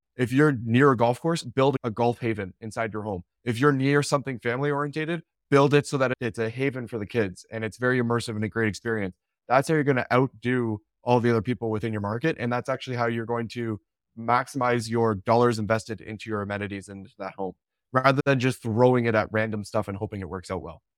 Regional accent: Canada; I'm Canadian

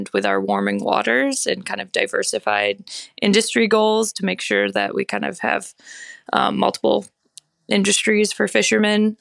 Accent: Belfast, Maine, United States; my hometown of Belfast

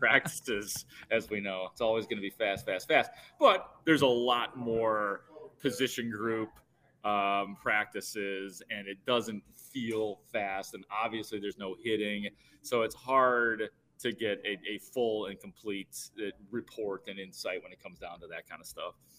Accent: Itasca, Illinois, United States; my hometown of Itasca

